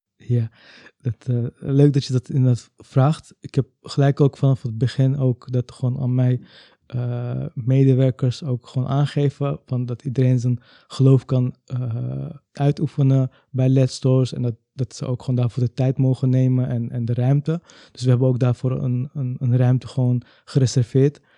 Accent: Amsterdam, North Holland, Netherlands; Ik ben zelf wel geboren in Amsterdam

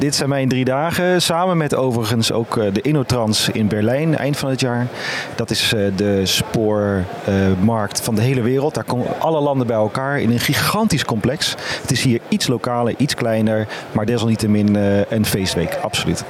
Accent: Capelle aan den IJssel, South Holland, Netherlands; also born or lived in Utrecht; kom uit Utrecht en geboren en getogen in Capelle aan de IJssel.

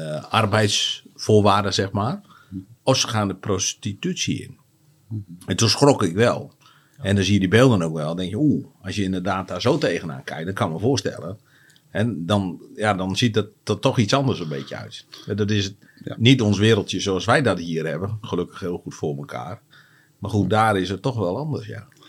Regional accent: Netherlands; wij als Nederlander

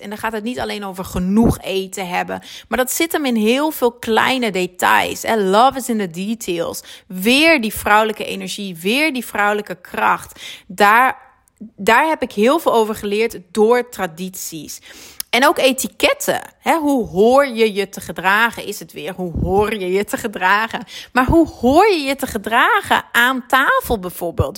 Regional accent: Netherlands; moved away as an adult; now in Belgium; ik ben Nederlands natuurlijk

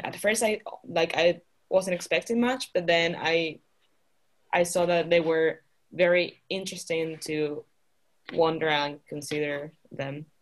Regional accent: Canary Islands, Spain; moved away as an adult; also born or lived in United Kingdom; now in Utrecht, Netherlands; I'm from Spain. I'm from the Canary Islands

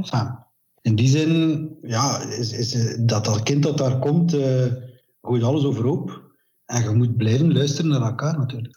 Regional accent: West Flanders, Belgium; Ik ben van West-Vlaanderen

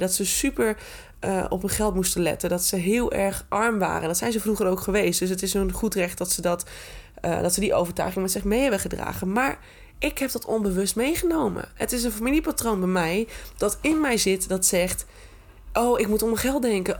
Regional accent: Groningen, Netherlands; Ik ben echt een Groninger in hart en nieren

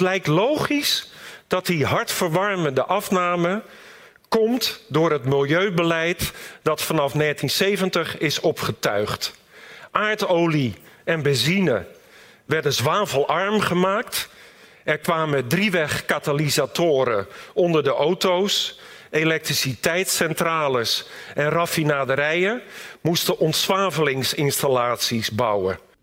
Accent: Rotterdam, South Holland, Netherlands; also born or lived in Delft; Ik groeide op in de Rotterdamse wijk Katenrecht

